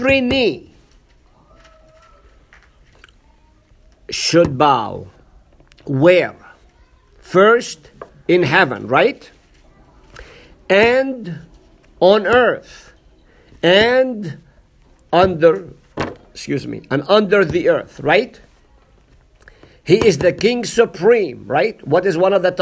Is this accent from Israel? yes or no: yes; Nazareth, Northern District, Israel; moved away; I'm from Nazareth